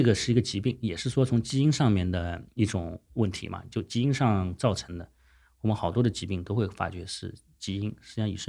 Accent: Guangdong, China; 以前总是觉得说啊，我们是广东人自家煲的汤，要比外面的快餐要好。

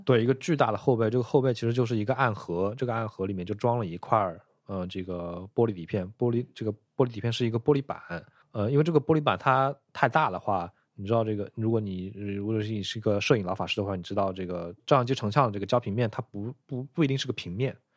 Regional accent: southern China, China; 因为我是一个南方人，很少去北方

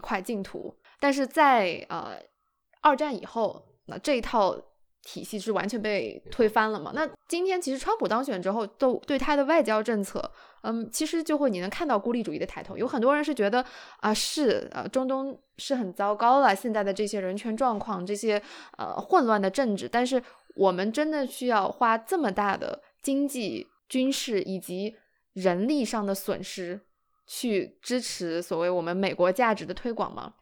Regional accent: China; 我作为中国人

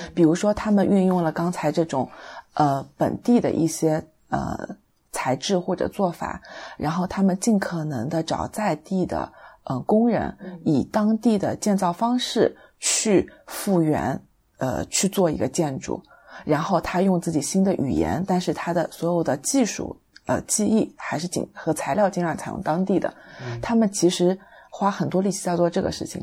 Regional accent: Taizhou, Zhejiang, China; 我就是台州的其他一些区

